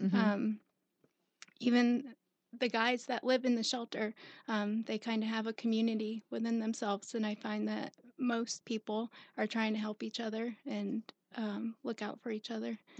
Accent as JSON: {"language": "English", "region": "South Carolina", "country": "United States", "tie": "born or raised there", "also_born_or_lived": "Bristol, Connecticut", "said": "Bristol, Connecticut, and then I came here when I was about 10. Okay. So raised in South Carolina."}